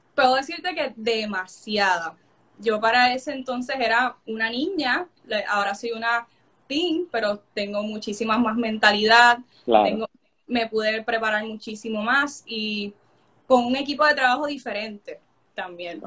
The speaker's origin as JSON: {"language": "Spanish", "town": "Coamo", "country": "Puerto Rico", "said": "soy de Puerto Rico, de Coamo, de las aguas termales"}